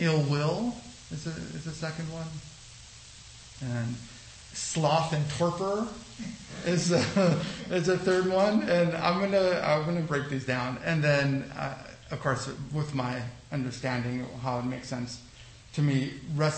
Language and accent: English; Los Angeles, California, United States; also born or lived in El Salvador; I'm from El Salvador, but I grew up in Los Angeles